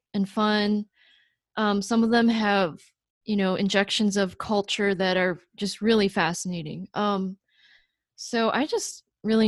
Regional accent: Rochester, New York, United States; I grew up in Rochester, New York

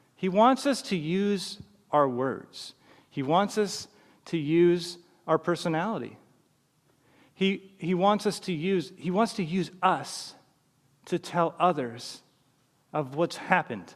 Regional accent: British Columbia, Canada; growing up in British Columbia, my d, mom and dad would take me to church

